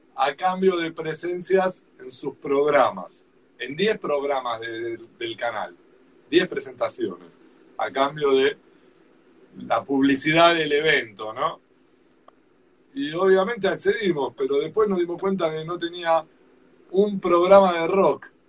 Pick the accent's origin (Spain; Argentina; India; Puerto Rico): Argentina; Como somos los argentinos